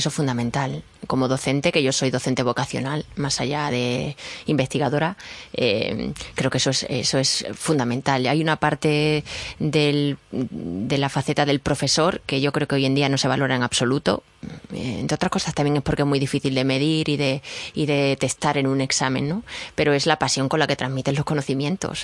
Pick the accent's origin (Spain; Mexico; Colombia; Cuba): Spain; Badajoz, Extremadura; moved away; mi tierra, en Badajoz, donde yo estudié